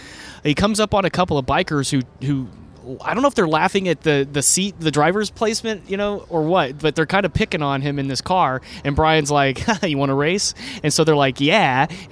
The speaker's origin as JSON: {"language": "English", "region": "Texas", "country": "United States", "said": "Dude, I'm from Texas."}